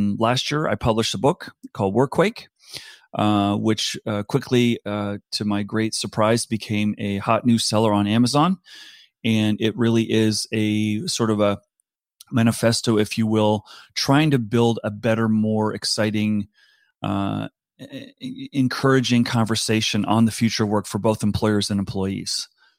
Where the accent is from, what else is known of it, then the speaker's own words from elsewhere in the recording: East Coast, United States; also born or lived in South Africa / Singapore; I grew up in South Africa. My parents returned to America when I was about seven. Grew up on the East Coast of the U.S. Then when I finished university, went to the West Coast.